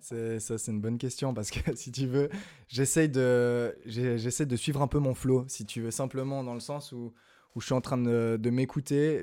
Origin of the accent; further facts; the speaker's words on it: Lausanne, Vaud, Switzerland; je vis dans la région de Lausanne, j'ai grandi à Lausanne